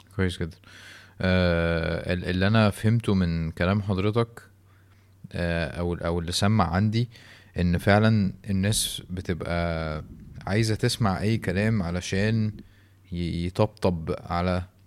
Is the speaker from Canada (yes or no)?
yes; Canada; انا كندي